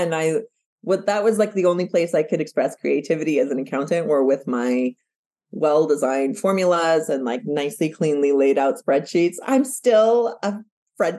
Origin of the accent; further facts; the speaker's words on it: United States; I was born and raised in the United States, but my parents were born and raised in Mexico